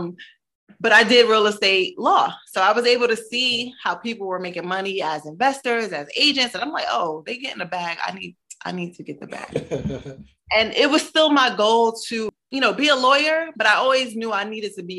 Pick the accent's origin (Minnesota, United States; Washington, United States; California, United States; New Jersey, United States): New Jersey, United States; Newark; also born or lived in Brooklyn, New York; Newark, New Jersey, where I grew up